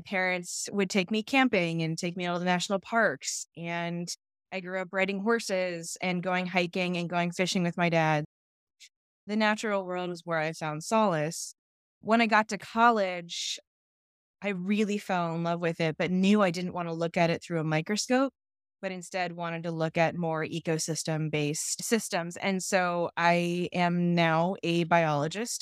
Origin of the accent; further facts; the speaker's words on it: California, United States; also born or lived in Ohio; I was born and raised in California